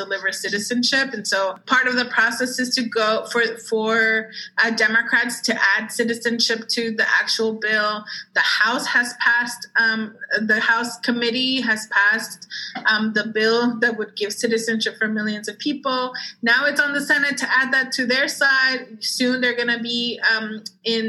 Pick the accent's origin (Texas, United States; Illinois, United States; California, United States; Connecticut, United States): Texas, United States; Dallas; also born or lived in Mexico; growing up in Dallas, Texas, in the South